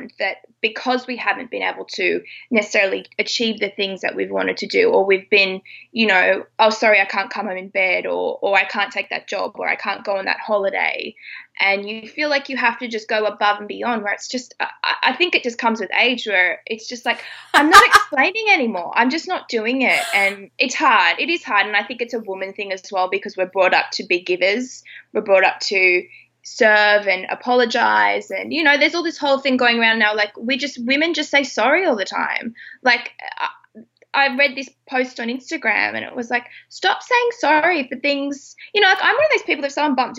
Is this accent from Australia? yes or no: yes; Australia; I'm Australian